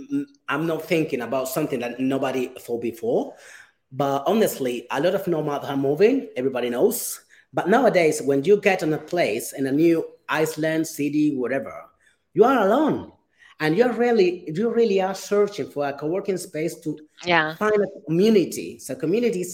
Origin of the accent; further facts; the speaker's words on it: Gran Canaria, Canary Islands, Spain; moved away; I came here to Las Palmas just to visit my family, because I'm from Gran Canaria